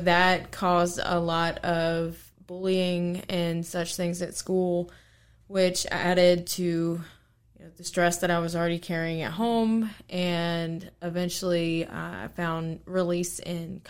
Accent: Harrisonburg, Virginia, United States; I grew up here in Harrisburg, Virginia

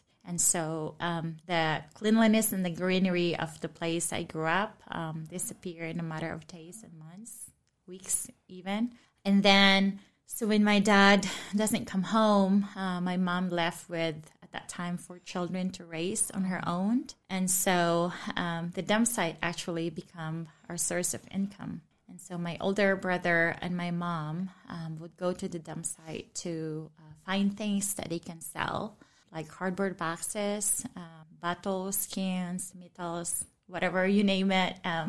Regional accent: Cebu, Central Visayas, Philippines; I grew up in Cebu, Philippines. I grew up in a family where Christ was not known, where faith is not part of our conversation at all.

